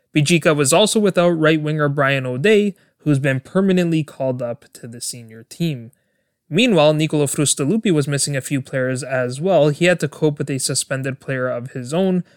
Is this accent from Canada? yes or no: yes; Canada; my home country of Canada